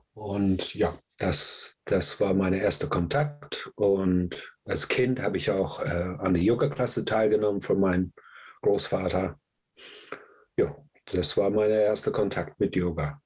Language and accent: German; England, United Kingdom; moved away; ich komme aus England, ich war in England, bin ich aufgewachsen